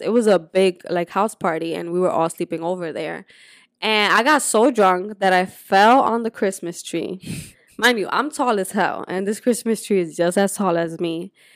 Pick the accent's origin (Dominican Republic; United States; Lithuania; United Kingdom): Dominican Republic; moved away; also born or lived in Puerto Rico; I grew up in Dominican Republic, but I was born in Puerto Rico